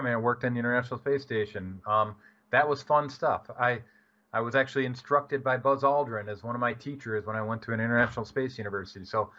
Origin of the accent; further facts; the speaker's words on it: Dearborn, Michigan, United States; I was actually born in Dearborn, Michigan.